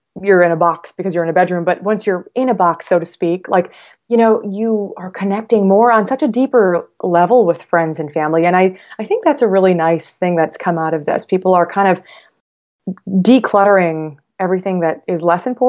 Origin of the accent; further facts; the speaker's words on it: Midwest, United States; moved away; I'm from the Midwest